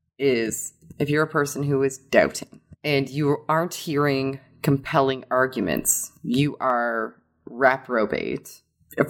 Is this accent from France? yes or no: no; Canada; I'm from Canada